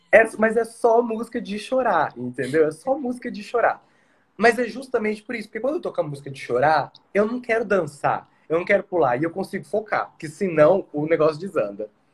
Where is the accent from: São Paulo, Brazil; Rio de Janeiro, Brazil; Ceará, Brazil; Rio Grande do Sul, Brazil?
São Paulo, Brazil; now in Mato Grosso do Sul, Brazil; eu sou de São Paulo, mas eu fui abraçado pelo Mato Grosso do Sul